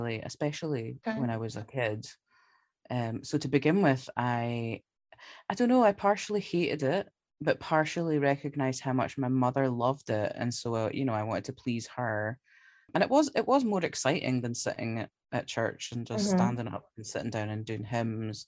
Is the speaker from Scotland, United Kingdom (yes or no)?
yes; Glasgow, Scotland, United Kingdom; I'm from Glasgow in Scotland